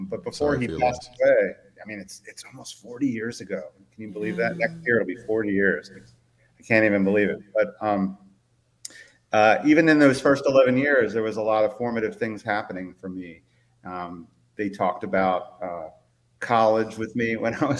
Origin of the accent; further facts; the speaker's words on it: Ellicott City, Maryland, United States; also born or lived in Baltimore / Eastern Shore, Maryland; I lived first 20 years or so of my life in Ellicott City